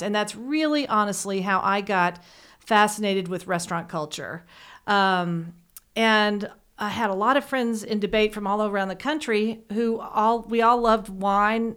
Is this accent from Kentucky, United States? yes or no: yes; Lexington, Kentucky, United States; I grew up here in Lexington. I, I actually grew up on State Street.